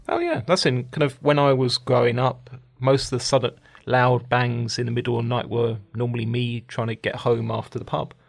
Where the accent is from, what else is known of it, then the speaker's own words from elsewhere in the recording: London, United Kingdom; I come from London